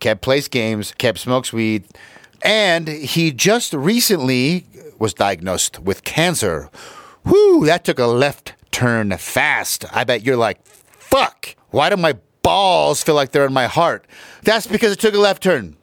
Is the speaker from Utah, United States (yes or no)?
yes; Utah, United States; I am from Utah